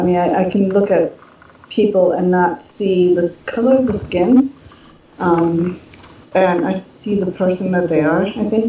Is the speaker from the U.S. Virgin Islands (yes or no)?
no; Germany; But I grew up in Germany. My parents are German. My grandparents are German. I have my cousins over in Germany.